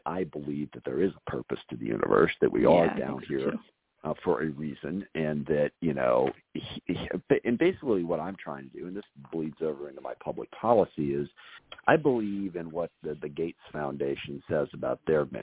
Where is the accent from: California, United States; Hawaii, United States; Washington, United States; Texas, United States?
Washington, United States; SeaTac; Growing up in the SeaTac area south of Seattle